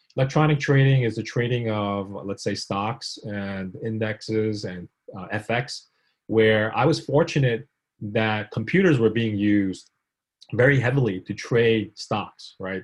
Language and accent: English; New York City, New York, United States; born or raised there; also born or lived in South Korea